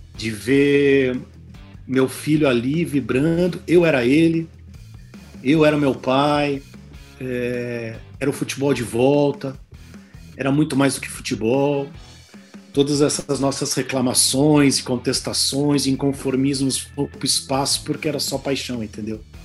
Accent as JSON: {"language": "Portuguese", "country": "Brazil", "said": "sou brasileiro, sou ator"}